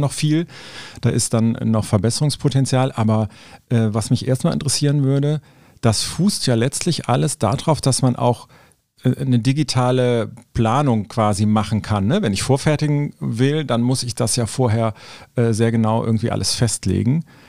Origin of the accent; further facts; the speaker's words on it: Cologne, North Rhine-Westphalia, Germany; Ich bin Kölner